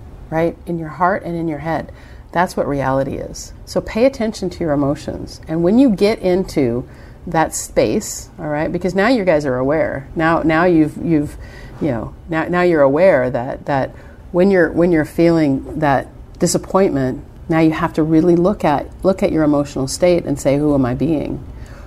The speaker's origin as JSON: {"language": "English", "country": "United States"}